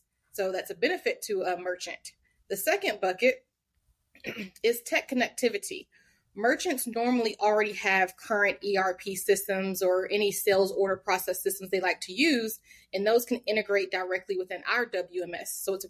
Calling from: Atlanta, Georgia, United States; I'm joining from Atlanta in Georgia.

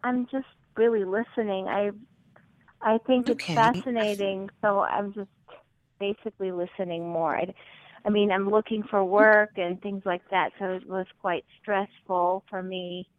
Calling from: New York, United States; I'm calling from New York.

